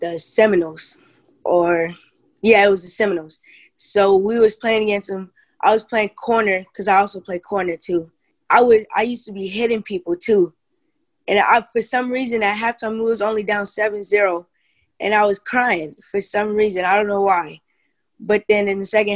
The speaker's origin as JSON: {"language": "English", "region": "California", "country": "United States", "said": "I'm from California. I'm 12 years old, and I play football"}